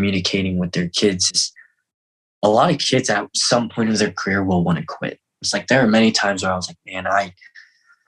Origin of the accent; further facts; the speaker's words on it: Fort Collins, Colorado, United States; also born or lived in Seoul, South Korea / Denver; we grew up on a farm in Fort Collins